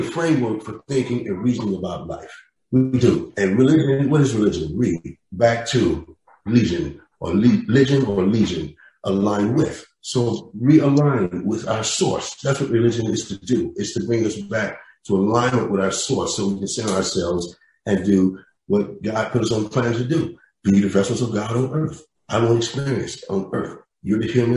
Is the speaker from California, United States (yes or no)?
no; Kansas City, Missouri, United States; Then I grew up in Kansas City, Charlie Parker country, so to speak